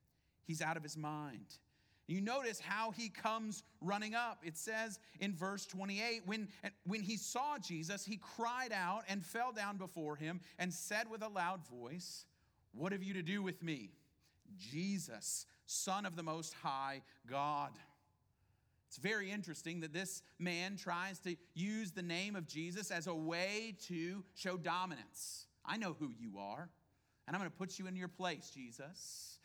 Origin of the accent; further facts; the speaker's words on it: Houston, Texas, United States; But to tell people who aren't from here, we're from Houston, right?